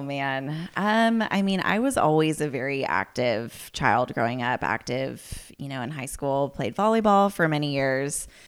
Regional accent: Healdsburg, California, United States; I grew up here, so born and raised in Healdsburg

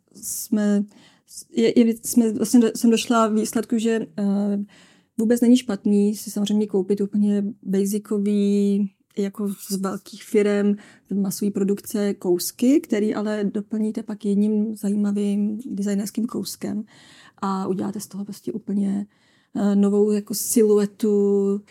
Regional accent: Humpolec, Vysočina Region, Czechia; Vysočinu, odkud pocházím z Humpolce

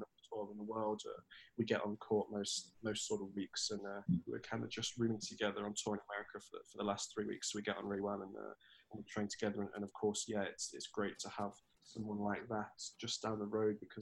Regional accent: Nottingham, East Midlands, United Kingdom; It's obviously my hometown, my home club. I've been, you know, in Nottingham for the majority of my life

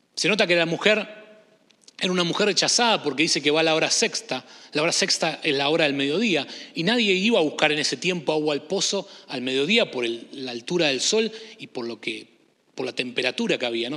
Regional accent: Argentina; also born or lived in Michigan / Illinois; now in Chicago, United States; Yo vengo de Argentina también

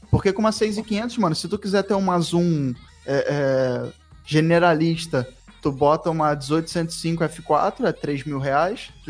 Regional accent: Rio Grande do Sul, Brazil; sou do Rio Grande do Sul.

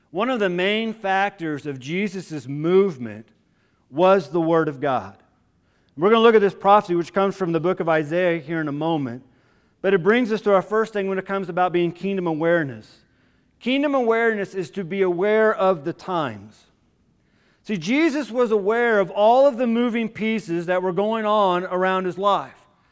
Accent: Illinois, United States; moved away; I had grown up in Illinois. At that moment in time, I considered Illinois my home state

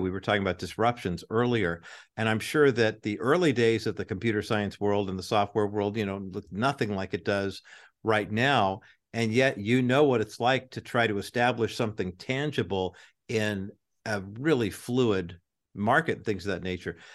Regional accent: United States; growing up in America in the nineteen sixties and nineteen seventies

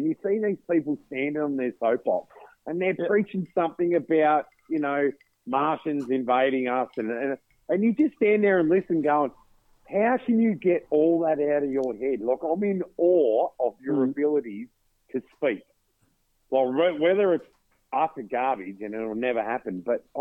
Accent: Victoria, Australia; I grew up hardwood logging in Victoria

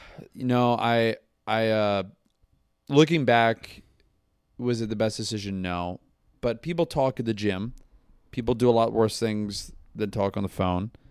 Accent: Tampa, Florida, United States; moved away; also born or lived in Pennsylvania; I grew up in Tampa

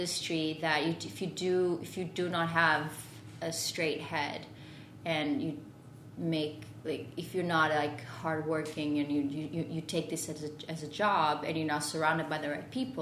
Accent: Porto, Norte, Portugal; English is a second language; moved away as an adult; also born or lived in Lisbon, Portugal / London, United Kingdom / Paris, France; I'm from Porto in Portugal

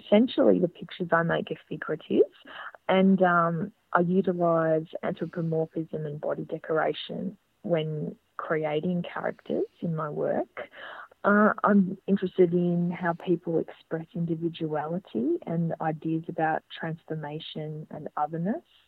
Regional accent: Geelong, Victoria, Australia; also born or lived in Bendigo; now in Melbourne, Australia; I'd grown up in Geelong.

